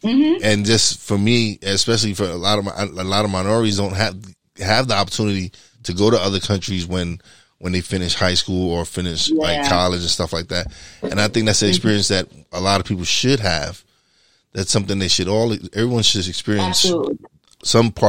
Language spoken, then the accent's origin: English; New York City, New York, United States; I'm from East New York, Brooklyn.